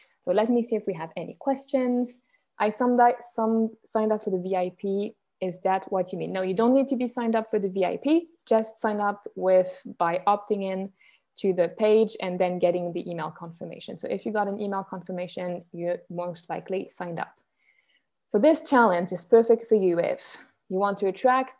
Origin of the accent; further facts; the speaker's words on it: Switzerland; I'm Swiss, born and raised in Switzerland